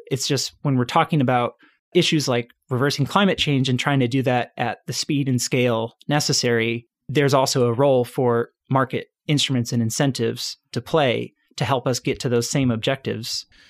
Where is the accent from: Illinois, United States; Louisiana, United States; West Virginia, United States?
Illinois, United States; suburbs outside Chicago; I grew up in the suburbs outside, uh, Chicago, so born and raised in Illinois